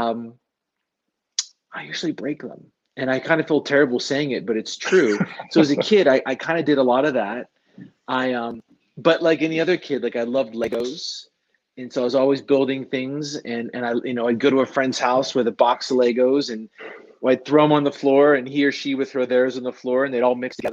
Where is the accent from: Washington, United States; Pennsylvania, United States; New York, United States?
Pennsylvania, United States; near Pittsburgh, Western; moved away as an adult; now in Boulder, United States; And I grew up in Western Pennsylvania. I grew up near Pittsburgh